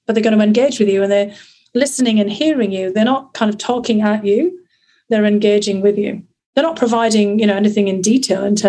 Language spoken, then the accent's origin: English; north of England, United Kingdom; born or raised there; accent: northern; moved away as an adult; also born or lived in St Andrews, Scotland; now in United States